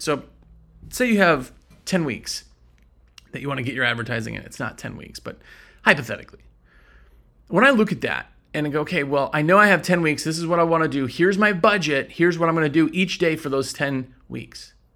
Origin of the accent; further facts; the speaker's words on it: Wisconsin, United States; now in North Carolina, United States; I'm from Wisconsin